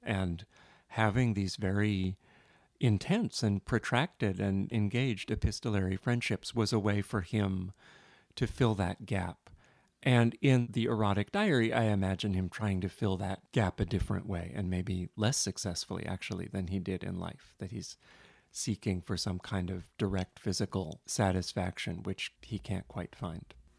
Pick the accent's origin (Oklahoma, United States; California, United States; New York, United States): New York, United States; New York City; for a kid growing up in New York City in the nineteen seventies and eighties